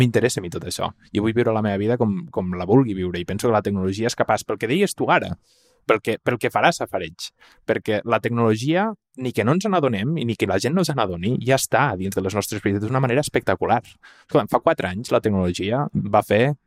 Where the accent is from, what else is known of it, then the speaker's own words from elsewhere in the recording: Tàrrega, Catalonia, Spain; sóc de Tàrrega